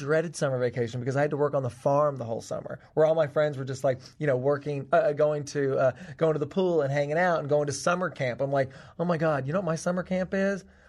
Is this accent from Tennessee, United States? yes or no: yes; Tennessee, United States; I'm from Tennessee. I grew up on a farm in Tennessee.